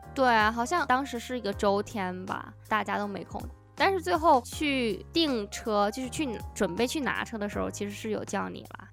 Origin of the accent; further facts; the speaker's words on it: China; now in United States; 我一个中国人